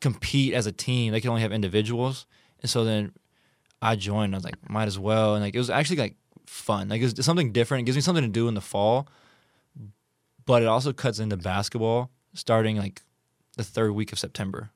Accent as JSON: {"language": "English", "country": "United States", "said": "I'm American"}